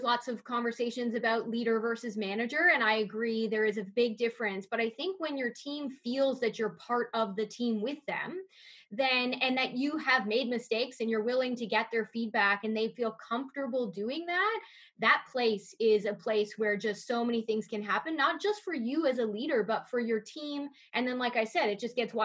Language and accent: English; Niagara Falls, Ontario, Canada; I grew up in Niagara Falls, and so that was in the heart of tourism's area